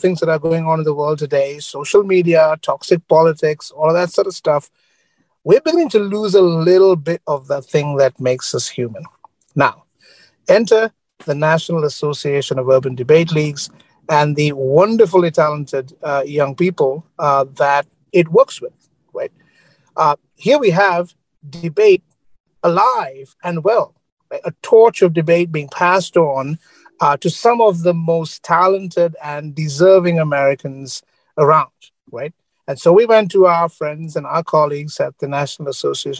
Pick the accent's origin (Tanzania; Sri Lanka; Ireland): Sri Lanka; moved away; I grew up in Sri Lanka.